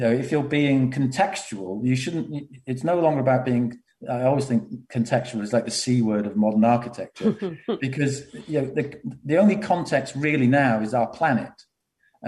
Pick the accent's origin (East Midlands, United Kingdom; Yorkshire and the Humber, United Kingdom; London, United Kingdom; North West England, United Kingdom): North West England, United Kingdom; Liverpool; also born or lived in Runcorn; I grew up in Liverpool and Runcorn